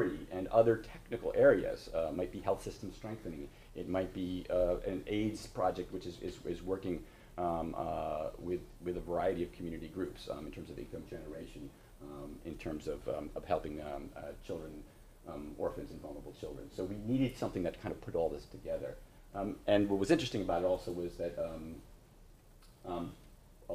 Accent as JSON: {"language": "English", "region": "New York area", "country": "United States", "said": "I'm from the New York area. I'll talk a mile a minute."}